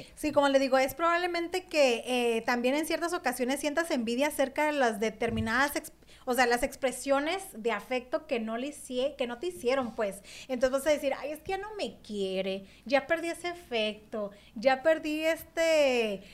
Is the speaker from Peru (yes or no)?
no; Mexico; now in Phoenix, United States; yo soy mexicana